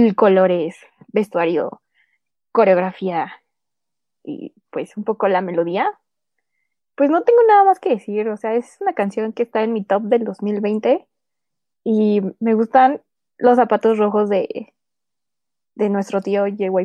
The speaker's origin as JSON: {"language": "Spanish", "country": "Mexico"}